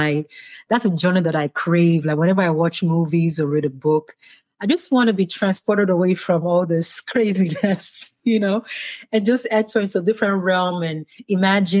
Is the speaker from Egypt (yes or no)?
no; Ibadan, Oyo, Nigeria; moved away as an adult; now in United States; I grew up in Ibadan